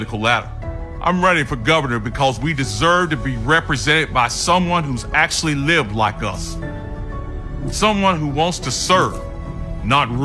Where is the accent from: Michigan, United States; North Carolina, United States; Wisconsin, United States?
North Carolina, United States; Greensboro; I grew up poor here in Greensboro